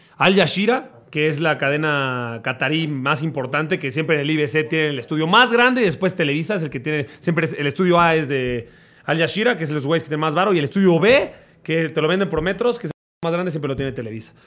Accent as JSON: {"language": "Spanish", "country": "Mexico", "said": "pues de México"}